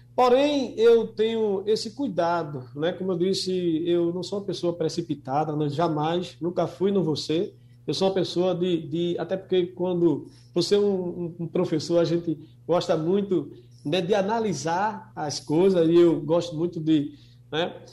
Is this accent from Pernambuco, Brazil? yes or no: yes; Olinda, Pernambuco, Brazil; pela cidade de Olinda, né, onde eu nasci, e me criei. Me orgulho, evidentemente, de ser pernambucano, ainda mais de ser olindense